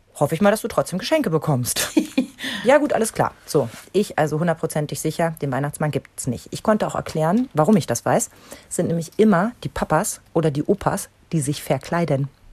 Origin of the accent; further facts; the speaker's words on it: East Germany, Germany; in der DDR